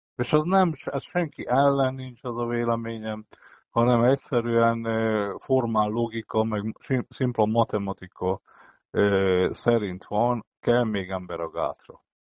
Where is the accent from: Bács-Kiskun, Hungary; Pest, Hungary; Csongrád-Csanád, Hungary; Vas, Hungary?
Vas, Hungary; Szombathely; én, mint szombathelyi